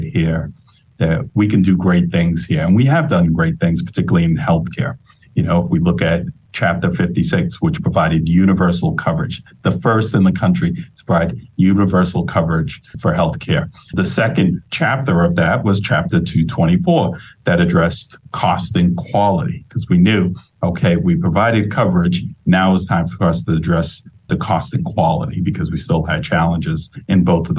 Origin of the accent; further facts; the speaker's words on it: Boston, Massachusetts, United States; Growing up in East Boston, raised by a single mom